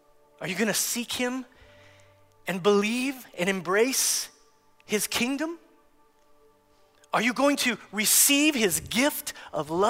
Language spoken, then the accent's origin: English; United States; As American Christians